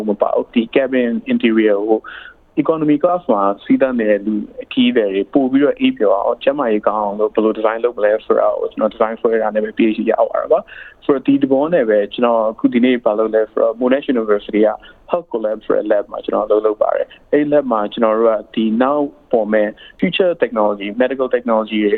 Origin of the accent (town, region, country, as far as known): Myanmar; born or raised there; now in Melbourne, Australia